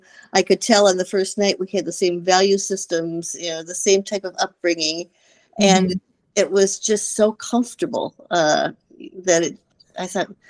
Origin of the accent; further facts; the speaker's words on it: Wisconsin, United States; moved away as an adult; now in California, United States; I'm actually originally from Wisconsin, but now I'm we've been living in California our whole married life, and we've been married 50 years.